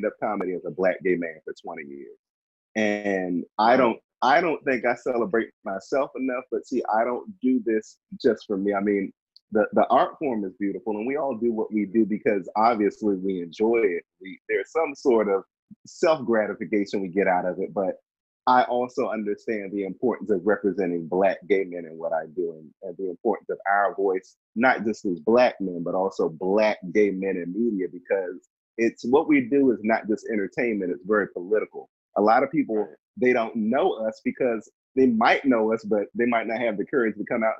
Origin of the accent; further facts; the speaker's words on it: Washington, District of Columbia, United States; I am from the DMV. I am from Southeast